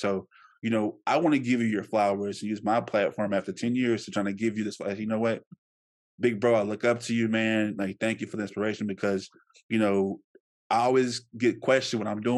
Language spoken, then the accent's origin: English; Shreveport, Louisiana, United States; I come from Shreveport